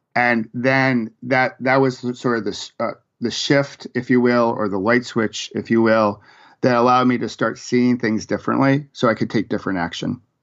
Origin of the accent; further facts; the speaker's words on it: Rochester, New York, United States; moved away as an adult; also born or lived in Virginia; I grew up in Rochester, New York